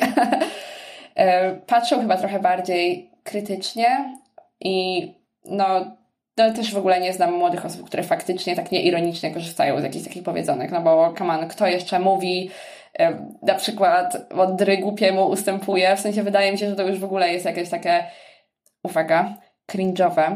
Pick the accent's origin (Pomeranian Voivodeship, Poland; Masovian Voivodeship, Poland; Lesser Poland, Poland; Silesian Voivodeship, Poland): Masovian Voivodeship, Poland; Sierpc; moved away; also born or lived in Poznań; pochodzę z sierpca